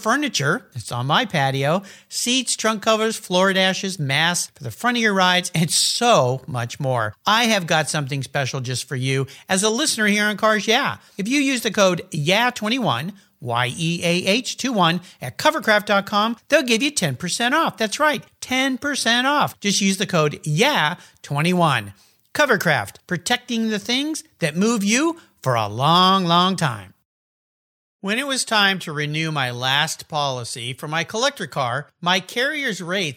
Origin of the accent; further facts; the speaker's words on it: San Diego, California, United States; moved away; also born or lived in Pacific Northwest; I grew up down in the San Diego area